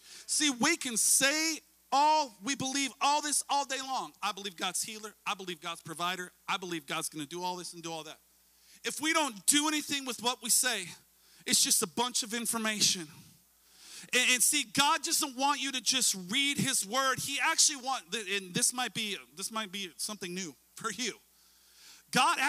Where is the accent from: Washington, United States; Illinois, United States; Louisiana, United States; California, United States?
Washington, United States; also born or lived in Orcas Island, Washington; My family and I, we live in Washington State. We're from Washington State.